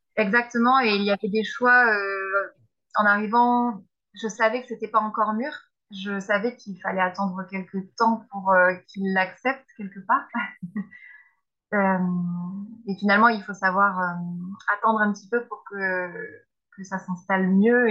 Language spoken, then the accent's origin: French; Bordelais, Nouvelle-Aquitaine, France; c'est dans ce domaine-là que j'ai grandi, en Bordelais